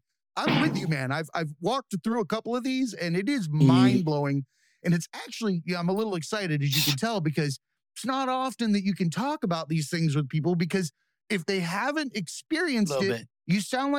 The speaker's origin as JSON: {"language": "English", "region": "the South", "country": "United States", "tie": "born or raised there", "said": "I grew up in the South, so I figured I might have invoked the devil"}